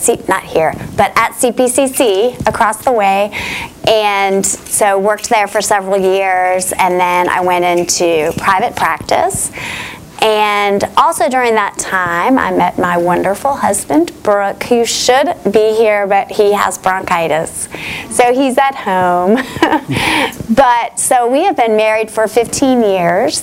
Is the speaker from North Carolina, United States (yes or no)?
yes; Charlotte, North Carolina, United States; I'm a Charlotte native, very few of us around. But I grew up right here in Charlotte